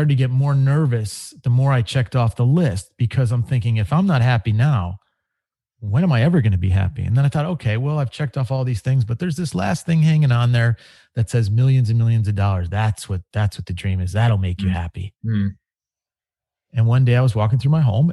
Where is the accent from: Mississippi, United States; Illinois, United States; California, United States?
Illinois, United States; Chicago; I grew up in Chicago